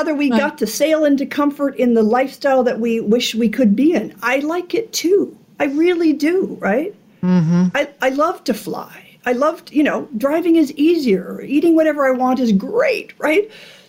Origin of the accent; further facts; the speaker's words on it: Alaska, United States; The other one I like, because I'm from Alaska, is, I forget who said it